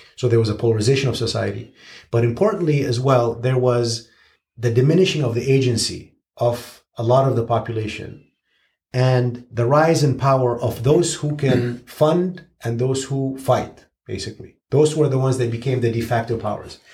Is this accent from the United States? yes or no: no; Syria; someone who was born and raised in Syria